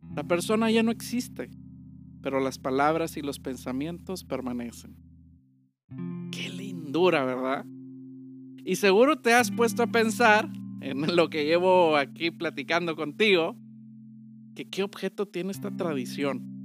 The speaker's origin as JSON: {"language": "Spanish", "country": "Mexico", "said": "para nosotros los mexicanos"}